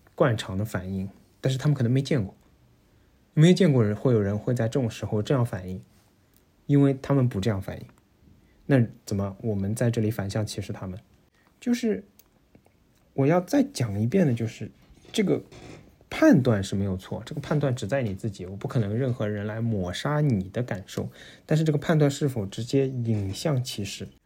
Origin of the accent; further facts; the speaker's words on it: Shanghai, China; moved away as an adult; now in Netherlands; 我作为上海人